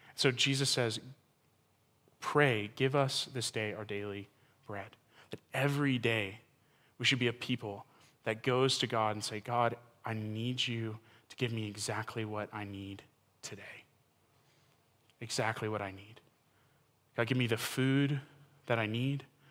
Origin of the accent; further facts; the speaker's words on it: Texas, United States; I'm from Texas